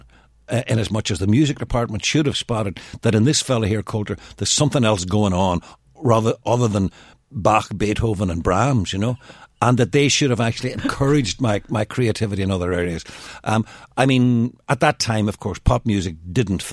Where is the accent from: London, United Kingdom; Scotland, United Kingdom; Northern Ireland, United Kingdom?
Northern Ireland, United Kingdom; Derry; moved away as an adult; I'm a rookie from Derry